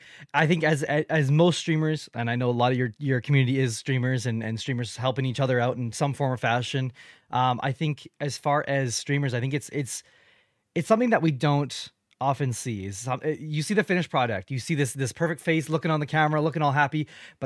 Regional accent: Canada; welcome to my channel. I am a Canadian podcaster

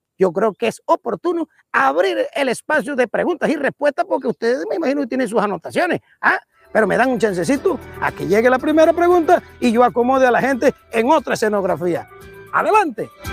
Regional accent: Los Santos, Panama; En Los Santos, mi tierra querida

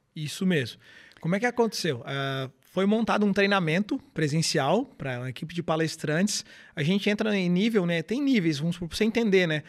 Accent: Garopaba, Santa Catarina, Brazil; also born or lived in Florianópolis / Imbituba; Eu voltei para Garopaba, sou natural aqui de Garopaba

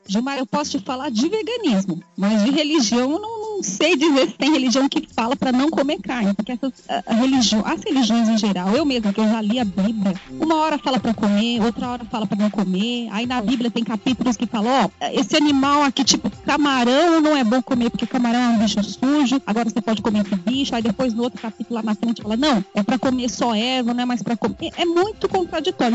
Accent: São Paulo, Brazil; eu sou de São Paulo, nasci, fui criada aqui

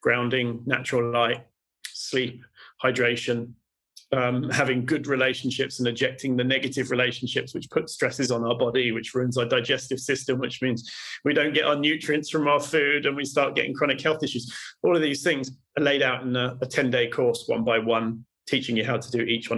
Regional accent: United Kingdom; I'm British

